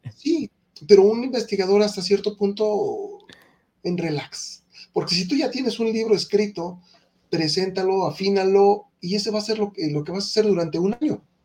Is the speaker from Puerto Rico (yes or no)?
no; Mexico; En mi país, en México